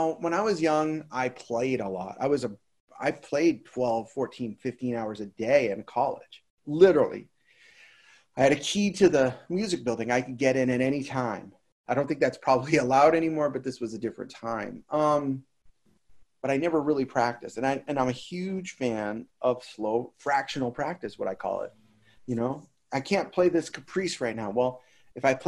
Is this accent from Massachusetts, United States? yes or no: yes; Boston, Massachusetts, United States; moved away as an adult; I live here now, but I'm from Boston